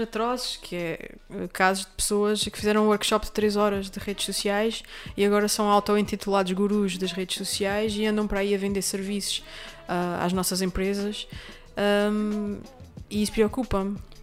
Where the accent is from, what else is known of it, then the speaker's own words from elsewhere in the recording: Terceira, Azores, Portugal; moved away; É a minha terra, é a minha casa